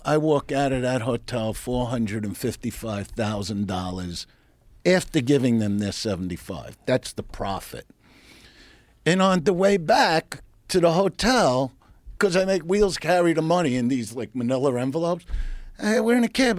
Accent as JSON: {"language": "English", "town": "New York City", "region": "New York", "country": "United States", "said": "I'm from Brooklyn, New York"}